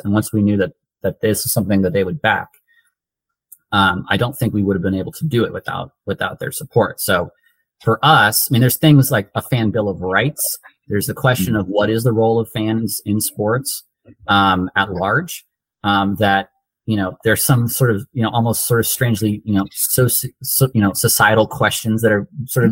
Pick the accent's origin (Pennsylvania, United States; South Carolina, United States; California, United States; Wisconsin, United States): California, United States; East Bay; I'm from the East Bay